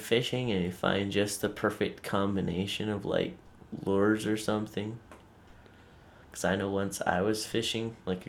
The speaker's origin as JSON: {"language": "English", "town": "Pueblo West", "region": "Colorado", "country": "United States", "tie": "born or raised there", "said": "Pueblo West."}